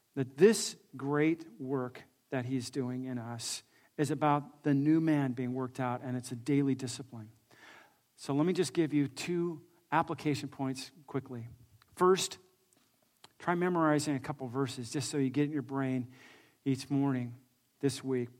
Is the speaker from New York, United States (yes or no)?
no; California, United States; I grew up actually here in California